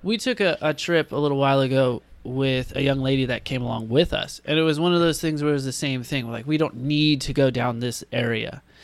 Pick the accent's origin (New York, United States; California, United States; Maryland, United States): California, United States; San Diego; We were always from San Diego over from California